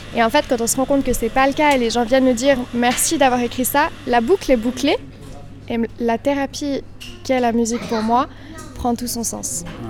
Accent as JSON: {"language": "French", "town": "Villeneuve", "country": "Switzerland", "also_born_or_lived": "Australia", "said": "on vient de Villeneuve. Notre maman est prof d'allemand, notre père est restaurateur. On vient de, bah voilà, de, de, Villeneuve, c'est un petit village"}